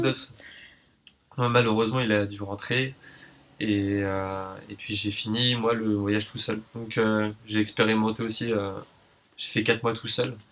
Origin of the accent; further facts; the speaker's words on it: Paris, Île-de-France, France; moved away as an adult; now in New Caledonia; Je suis né à Paris, j'y ai grandi et euh, actuellement, je vis en Nouvelle-Calédonie